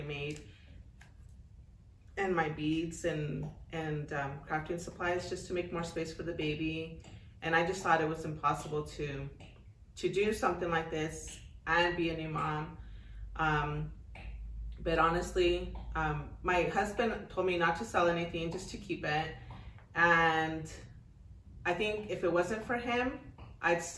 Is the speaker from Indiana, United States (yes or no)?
no; Texas, United States; moved away as an adult; also born or lived in California / El Paso, Texas; now in Las Cruces, United States; I was born in California, and then from there, I moved to Texas when I was a lot younger with my family